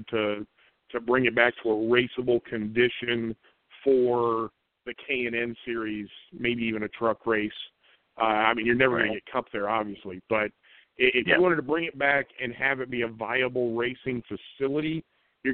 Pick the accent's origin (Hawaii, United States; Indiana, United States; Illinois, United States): Indiana, United States; Indianapolis; I grew up in Indianapolis, Indiana, was born in 1963